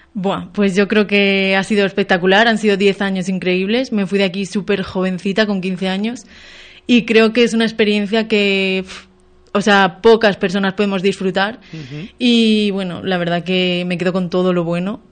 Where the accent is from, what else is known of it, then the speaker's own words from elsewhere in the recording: Béjar, Castile and León, Spain; moved away as an adult; now in Galicia, Spain; en mi pueblo